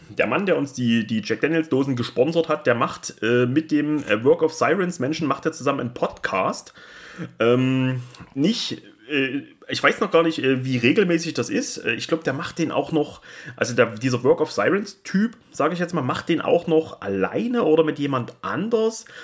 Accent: Austria; Wir sind aus Österreich.

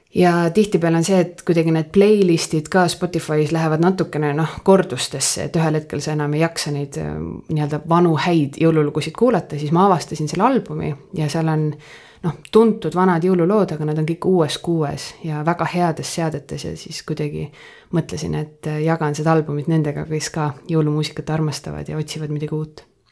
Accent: Põltsamaa, Jõgeva County, Estonia; moved away as an adult; ma olen Põltsamaalt

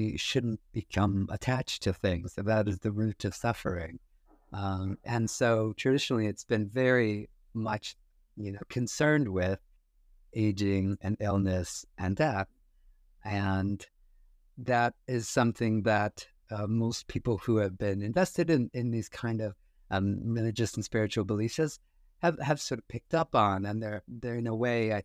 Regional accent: United States; growing up in the States

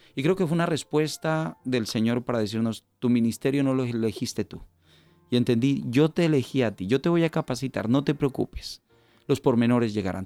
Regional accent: Colombia; moved away as an adult; also born or lived in Valencia, Spain; now in Spain; nací en el país de Colombia, eh, mis padres también natales de Colombia. Eh, ingresé aquí a España en el año 2000.

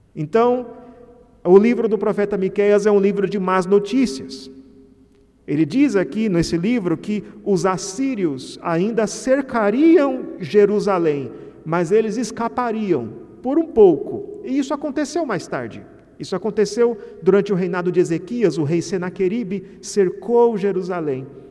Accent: Mato Grosso, Brazil; É como a minha terra, eu sou de Mato Grosso

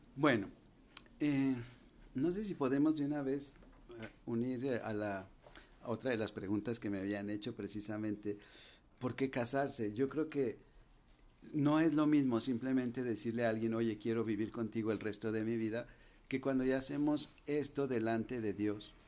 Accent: Guadalajara, Jalisco, Mexico; also born or lived in France; yo soy de Guadalajara

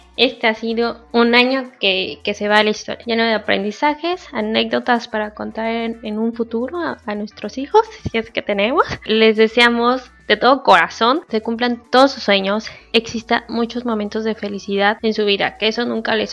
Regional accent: Mexico; lo que somos los mexicanos

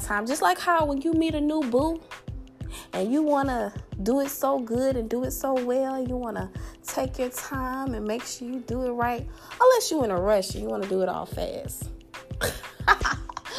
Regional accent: the South, United States; accent: southern; my southern accent

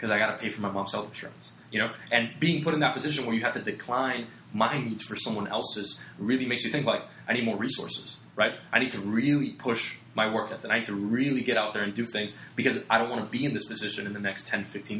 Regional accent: Puerto Rico; moved away; I come from Puerto Rico, small little island in the Caribbean

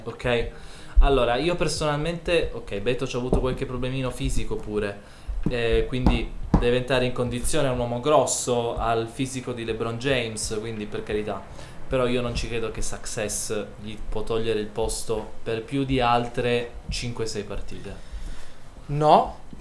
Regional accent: Turin, Piedmont, Italy; noi siamo di Torino

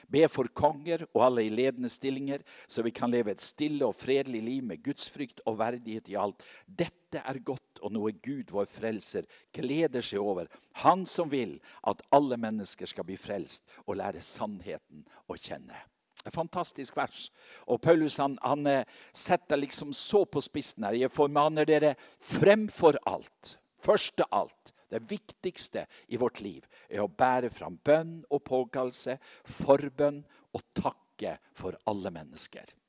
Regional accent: Seløya, Helgeland coast, Nordland, Norway; moved away; fra mammahuset på Seløya, der jeg kommer fra.

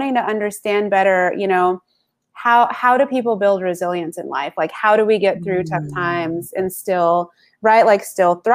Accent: the South, United States; I grew up in the South here in the US

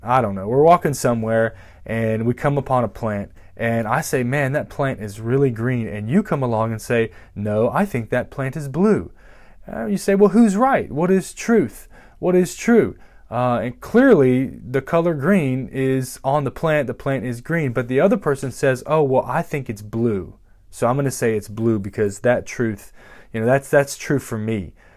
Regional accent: United States; we're Americans

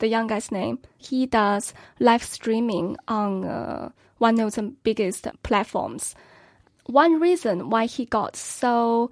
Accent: China; now in Beijing, China; Tianjin, near my hometown.

